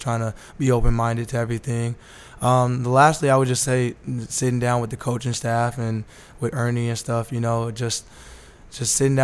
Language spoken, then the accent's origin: English; Las Vegas, Nevada, United States; I'm born and raised from Las Vegas